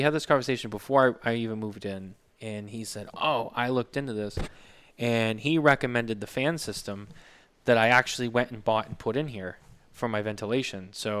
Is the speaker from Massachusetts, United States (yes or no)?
yes; Massachusetts, United States; moved away; I live in the Granite State. You live in the silver state. So I came from the Bay State.